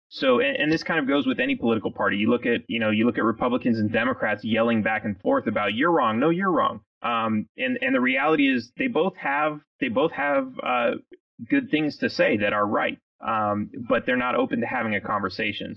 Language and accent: English; California, United States; moved away as an adult; now in Texas, United States; I grew up in California. I'm one of those guys that you, you talked about that uh, that moved to Texas um, when I was uh, I was in my late 20s